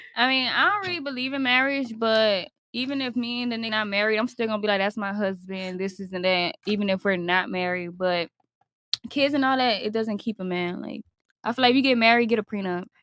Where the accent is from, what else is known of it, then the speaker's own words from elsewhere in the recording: Miami, Florida, United States; I'm from Miami